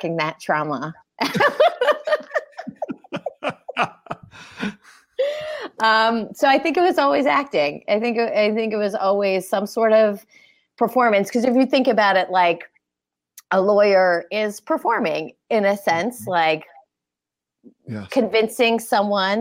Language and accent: English; Fort Lauderdale, Florida, United States; also born or lived in Philadelphia, Pennsylvania; born in Philly, raised in Florida